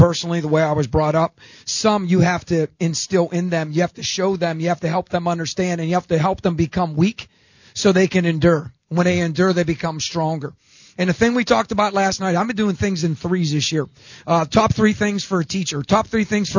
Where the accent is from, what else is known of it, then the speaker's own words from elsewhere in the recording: Pittsburgh, Pennsylvania, United States; moved away; I'm from Pittsburgh